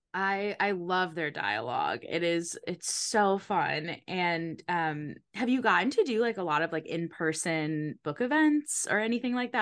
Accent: Connecticut, United States; I grew up in Connecticut, so not far from Newport, Rhode Island

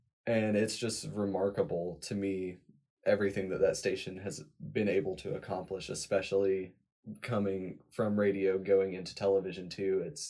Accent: Rabun County, Northeast Georgia, United States; Growing up in rural Northeast Georgia, I grew up in Raven County.

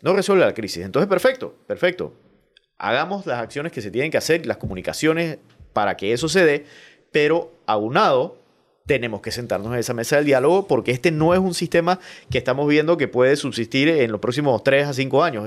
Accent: Panama; productos que compramos como panameños

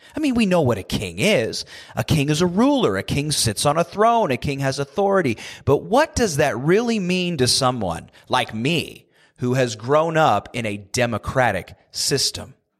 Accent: United States; born and raised in the United States like I have

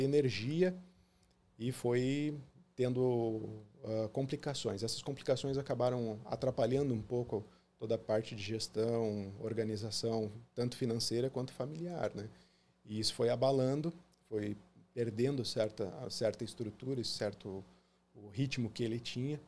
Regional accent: Foz do Iguaçu, Paraná, Brazil; also born or lived in Porto Alegre, Rio Grande do Sul; Então, muito novo, nós nos mudamos para Foz do Iguaçu, no Paraná

